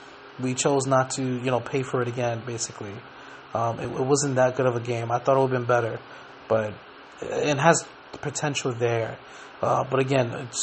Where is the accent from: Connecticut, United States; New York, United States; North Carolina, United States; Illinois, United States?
New York, United States; when I was growing up in New York, when we played outside a lot